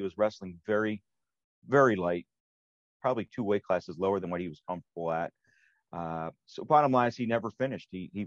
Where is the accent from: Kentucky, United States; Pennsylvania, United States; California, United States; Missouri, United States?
Pennsylvania, United States; moved away as an adult; now in Wisconsin, United States; I'm not a native cheesehead. I'm originally from Pennsylvania. And I was transferred out here about 20 years ago